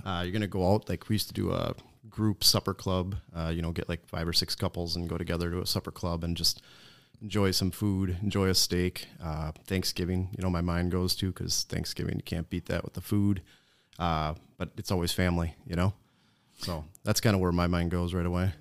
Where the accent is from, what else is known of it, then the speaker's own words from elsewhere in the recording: Menasha, Wisconsin, United States; I grew up in Menasha. I'm a Winnebago County guy